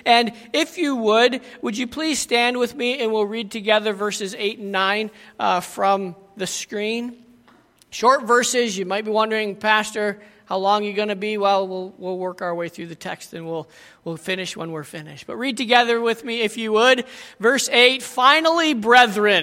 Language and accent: English; United States; moved away; I was from America and am from America